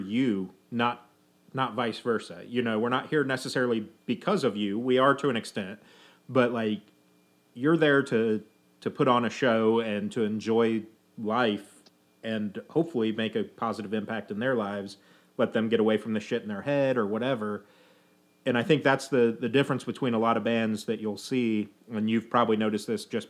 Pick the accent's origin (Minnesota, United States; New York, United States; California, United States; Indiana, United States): Indiana, United States; I'm from Indiana